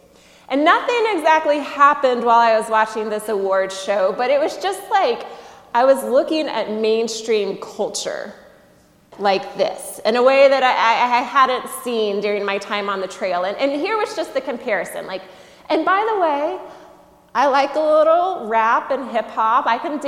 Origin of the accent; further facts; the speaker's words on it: the South, United States; Sure, I'm from the South. We have mosquitoes.